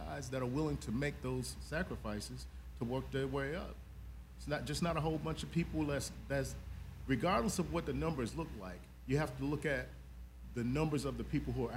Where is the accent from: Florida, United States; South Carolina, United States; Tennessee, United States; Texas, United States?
South Carolina, United States; now in Atlanta, United States; live in Atlanta, originally from South Carolina